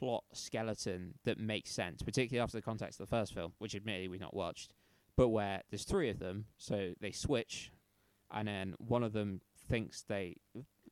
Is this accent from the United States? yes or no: no; United Kingdom; we're both British